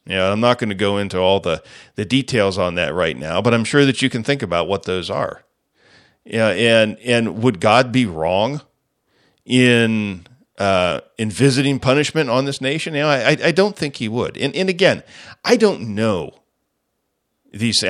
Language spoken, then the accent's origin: English; United States; as the American people